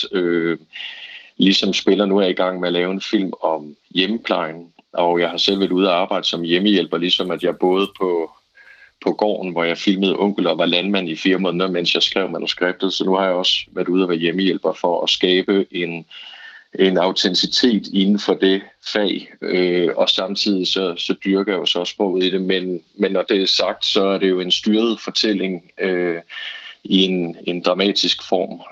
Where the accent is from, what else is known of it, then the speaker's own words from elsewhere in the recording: Bro, Southern Jutland, Southern Denmark, Denmark; accent: Southern Jutlandic; moved away as an adult; now in Copenhagen, Denmark; jeg er selv fra Bro, og den form for sønderjysk